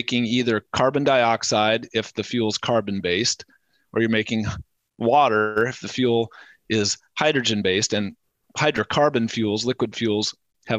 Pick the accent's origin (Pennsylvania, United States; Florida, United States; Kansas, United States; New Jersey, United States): Kansas, United States; Lawrence; came back to my hometown in Lawrence, Kansas